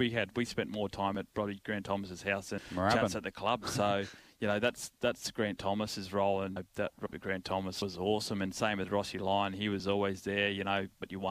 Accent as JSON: {"language": "English", "town": "Berry Springs", "region": "Northern Territory", "country": "Australia", "tie": "born or raised there", "said": "growing up in Berry Springs, our property oval was 3K"}